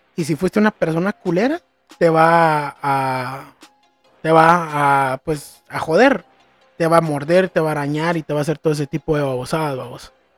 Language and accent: Spanish; Antigua Guatemala, Sacatepéquez, Guatemala; moved away; ahí nací, crecí en Antigua. Para los que no saben, es una ciudad en, cerca de la capital que es patrimonio de la humanidad.